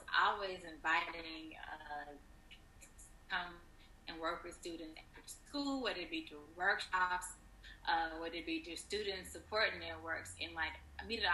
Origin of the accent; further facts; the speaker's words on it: Fayette, Mississippi, United States; we're from the same hometown, Fayette, Mississippi